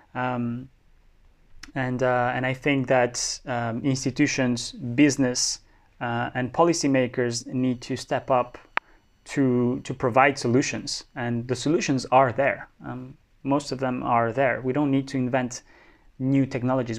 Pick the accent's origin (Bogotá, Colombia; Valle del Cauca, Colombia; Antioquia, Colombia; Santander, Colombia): Bogotá, Colombia; Bogota, Colombia; moved away as an adult; also born or lived in France; I was born in France, but grew up mostly in Bogota.